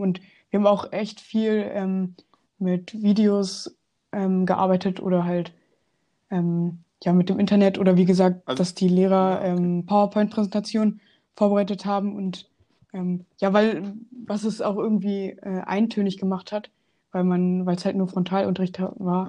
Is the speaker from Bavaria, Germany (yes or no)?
no; Hanover, Lower Saxony, Germany; Ich komme aus Hannover